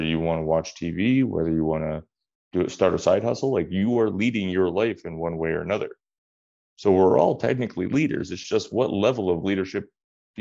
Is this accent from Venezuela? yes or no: no; Canada; now in United Kingdom; I'm from Canada